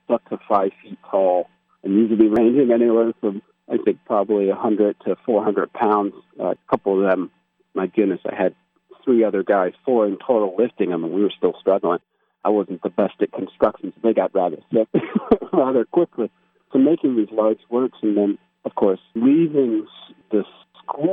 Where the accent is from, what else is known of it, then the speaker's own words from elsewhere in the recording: United States; I am American